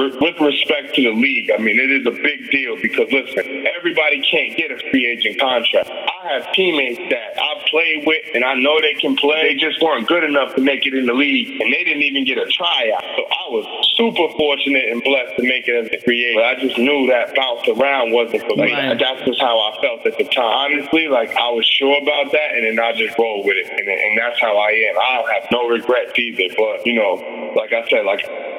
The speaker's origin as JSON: {"language": "English", "area": "Long Island", "region": "New York", "country": "United States", "tie": "born or raised there", "said": "I grew up in Long Island, a big, big football town"}